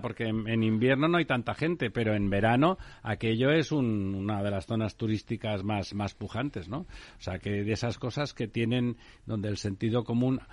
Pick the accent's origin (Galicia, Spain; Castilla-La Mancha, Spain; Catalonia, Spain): Catalonia, Spain; now in Madrid, Spain; yo que soy catalán